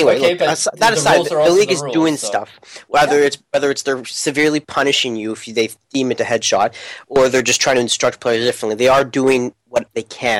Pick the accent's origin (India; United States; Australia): India; South India; I come from the deep south of India, as you can tell by my amazing accent.